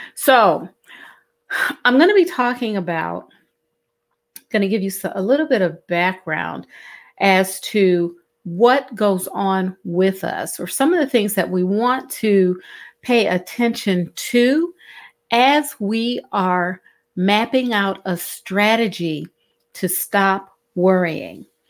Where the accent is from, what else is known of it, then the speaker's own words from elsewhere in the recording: Cleveland, Ohio, United States; moved away as an adult; now in Southeast Georgia, United States; I'm originally from Cleveland, Ohio. And in Cleveland, Ohio, um, I learned to navigate snowstorms